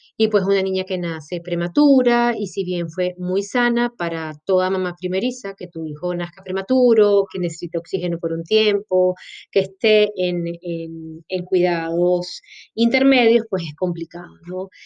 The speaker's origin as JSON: {"language": "Spanish", "town": "Maracaibo", "region": "Zulia", "country": "Venezuela", "also_born_or_lived": "Caracas, Venezuela / Colombia", "moved": "as an adult", "lives_now": "Montevideo, Uruguay", "said": "este cuerpecito indómito es venezolano, de la mejor tierrita que puede tener ese país y lo siento por los demás que están escuchando este podcast. Pero sí, soy de Maracaibo"}